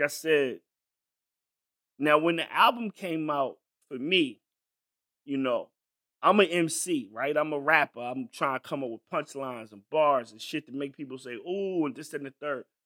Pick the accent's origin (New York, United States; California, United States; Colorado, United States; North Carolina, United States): North Carolina, United States; I grew up in North Carolina